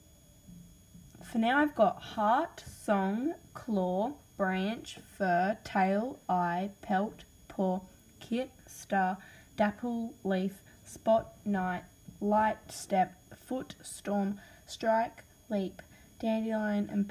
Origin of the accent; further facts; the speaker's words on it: Australia; accent: Australian; because I've got an Australian accent